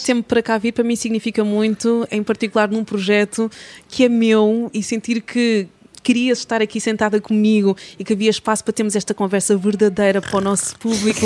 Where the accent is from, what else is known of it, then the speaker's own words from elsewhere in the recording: Cabinda, Angola; moved away; a cidade onde eu nasci, algo assim. Uhum. em Cabinda.